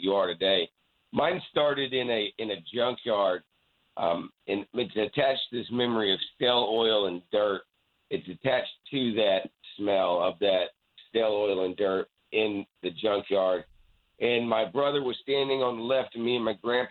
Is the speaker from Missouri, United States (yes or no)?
yes; Poplar Bluff, Missouri, United States; also born or lived in Lawton, Oklahoma; we moved from Lawton, Oklahoma to Poplar Bluff, Missouri.